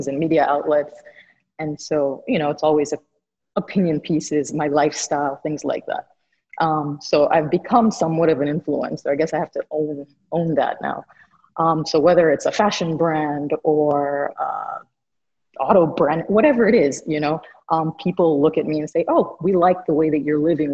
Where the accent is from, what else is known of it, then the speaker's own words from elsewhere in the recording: Jamaica; also born or lived in Miami; I'm also Jamaican and from a multi-ethnic background